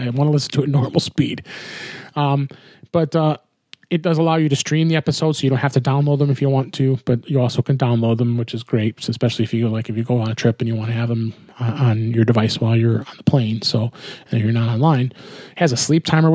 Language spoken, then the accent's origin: English; outside of Chicago, Illinois, United States; moved away; out in my hometown neck of the woods, outside of Chicago